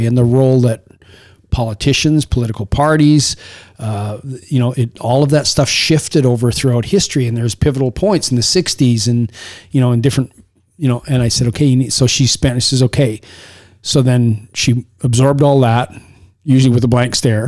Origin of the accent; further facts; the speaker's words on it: Saskatchewan, Canada; I was raised in Saskatchewan